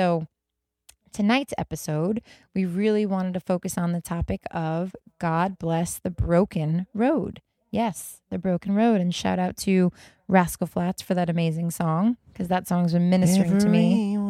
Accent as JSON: {"language": "English", "town": "Las Vegas", "region": "Nevada", "country": "United States", "tie": "born or raised there", "also_born_or_lived": "New York", "moved": "as an adult", "said": "I grew up in Las Vegas. That's where I was. I was in Las Vegas, and I still had some ties in New York because I was actually born in New York."}